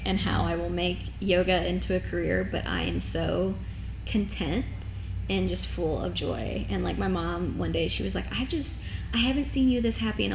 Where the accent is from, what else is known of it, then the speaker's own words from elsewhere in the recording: Walton, Kentucky, United States; moved away as an adult; also born or lived in Morehead, Kentucky / Franklin, Tennessee; I grew up in Northern Kentucky. I was born and raised in Walton, little town, and went to school there.